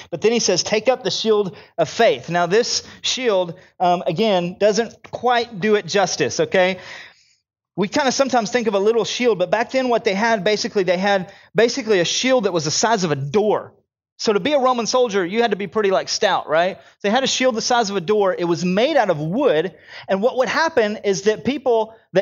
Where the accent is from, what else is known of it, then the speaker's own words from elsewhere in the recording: United States; I'm an American